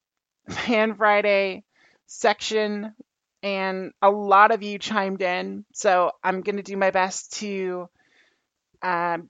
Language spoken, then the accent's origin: English; Canada; being the Canadian kid, I got into baseball, and I would hit balls behind the house, back home